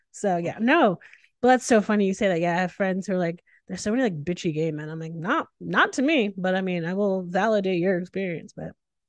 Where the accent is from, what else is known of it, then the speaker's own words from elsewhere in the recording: New England, United States; now in Austin, United States; I grew up in New England, yeah. So I'm fine with all the temperatures.